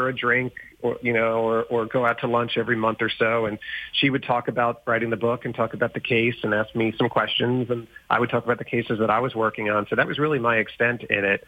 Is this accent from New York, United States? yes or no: yes; Long Island, New York, United States; growing up on Long Island, New York